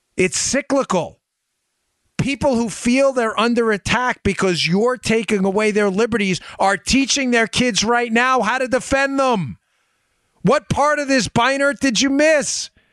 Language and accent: English; United States; I'm American